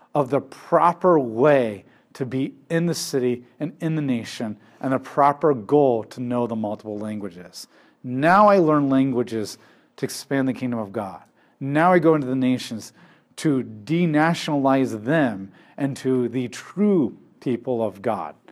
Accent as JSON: {"language": "English", "country": "United States", "said": "My identity, I'm not an American first and foremost"}